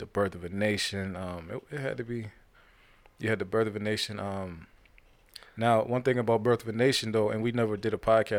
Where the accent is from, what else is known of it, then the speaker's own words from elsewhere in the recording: Ohio, United States; Now, I'm from Ohio, so I'm all for that. And LeBron is from the same area code as me, so I'm all about Ohio winning something